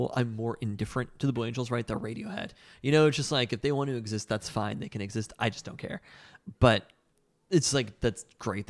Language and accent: English; Boulevard Park, Washington, United States; I remember growing up in Boulevard Park